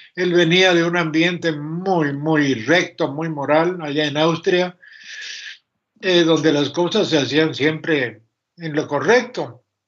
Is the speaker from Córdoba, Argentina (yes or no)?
yes; Córdoba, Argentina; Originariamente yo nací en la ciudad de Córdoba, ah, República Argentina.